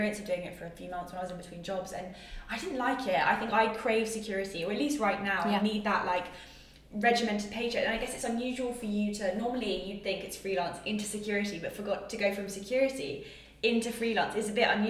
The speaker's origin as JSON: {"language": "English", "country": "United Kingdom", "said": "British people"}